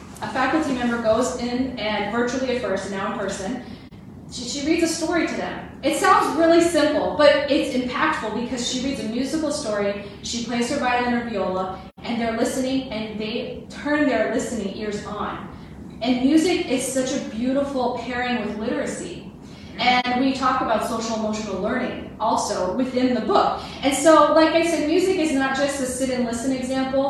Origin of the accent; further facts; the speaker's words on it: Miami, Florida, United States; moved away as an adult; also born or lived in Colorado; now in Wausau, United States; I grew up in Florida. I'm from Miami originally